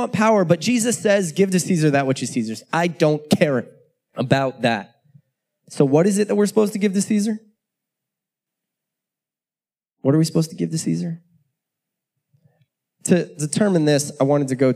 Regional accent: United States; I'm an American. It is deeply rooted in me

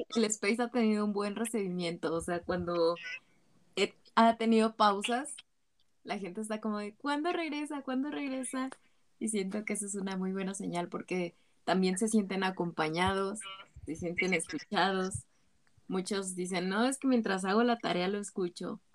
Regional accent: State of Mexico, Mexico; soy del Estado de México

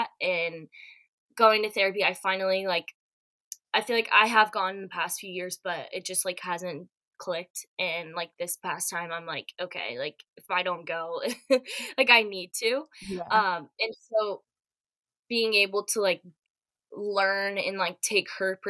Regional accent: Atlanta, Georgia, United States; moved away as an adult; now in Florida, United States; I'm originally from Atlanta, so I'll be moving back home

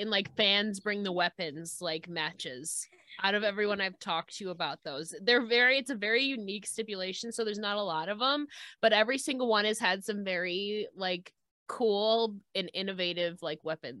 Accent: Buffalo, New York, United States; I'm from Buffalo.

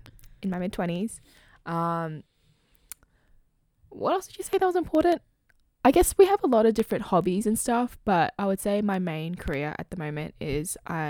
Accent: Sydney, New South Wales, Australia; born or raised there

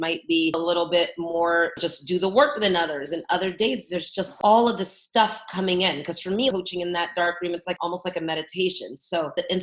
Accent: San Francisco, California, United States; moved away as an adult; also born or lived in New York; now in Los Angeles, United States; I'm from San Francisco, California. That's where I was born and raised

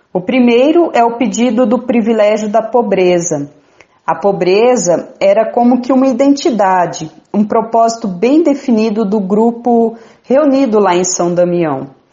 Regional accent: Bataiporã, Mato Grosso do Sul, Brazil; now in Campo Grande, Brazil; sou natural de Bataiporã, no Mato Grosso do Sul

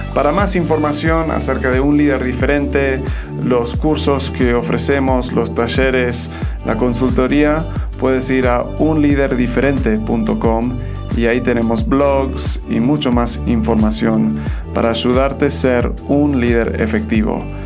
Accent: Argentina; now in Mexico; soy un gringo, pero me crié en Argentina y ahora estoy viviendo en México

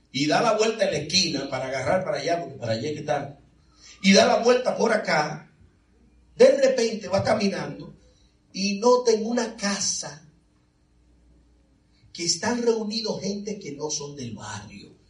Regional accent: Veracruz, Mexico; Porque soy negrito bueno, yo soy de Veracruz.

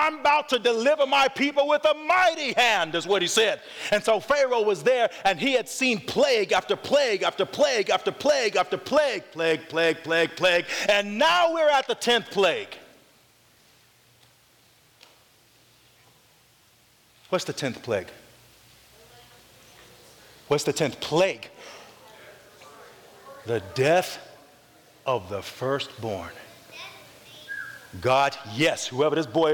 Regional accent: North Carolina, United States; I'm from North Carolina

